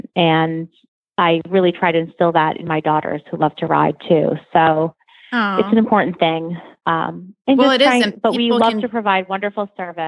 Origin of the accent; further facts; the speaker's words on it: Martha's Vineyard, Massachusetts, United States; I grew up on Martha's Vineyard horseback riding